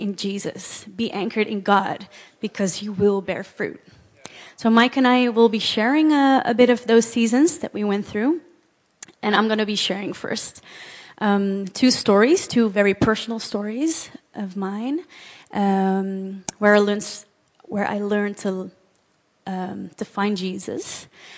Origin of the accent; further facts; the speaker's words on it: Amsterdam, North Holland, Netherlands; I was born here in Amsterdam, and just grew up here